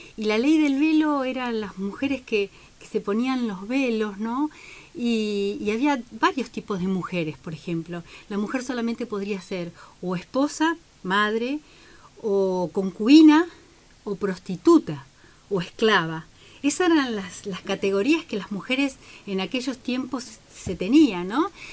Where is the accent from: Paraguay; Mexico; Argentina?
Argentina; Santa Cruz; now in Bahía Blanca, Argentina; vengo de Santa Cruz Pico